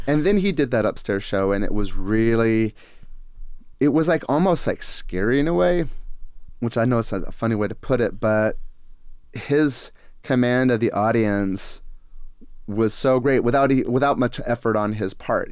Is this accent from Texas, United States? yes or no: no; Gresham, Oregon, United States; also born or lived in Portland, Oregon; I was born here in this area and I grew up on Gresham and, you know, I've only lived in Portland other than